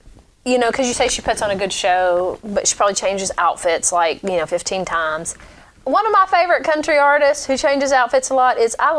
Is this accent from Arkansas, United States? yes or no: yes; Arkansas, United States; because I grew up in Arkansas, and I'd be in Pocahontas driving to Little Rock for something